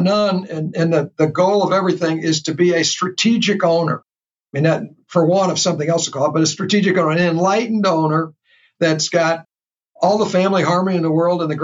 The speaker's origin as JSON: {"language": "English", "town": "St. Louis", "region": "Missouri", "country": "United States", "tie": "born or raised there", "said": "I discover in my hometown, and I've been here a professional in this region for 50 years"}